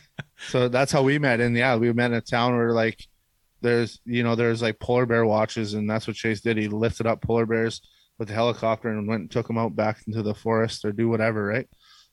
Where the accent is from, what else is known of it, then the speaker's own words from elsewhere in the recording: Canada; We're from Canada. We don't get to experience the baseball or the Texas life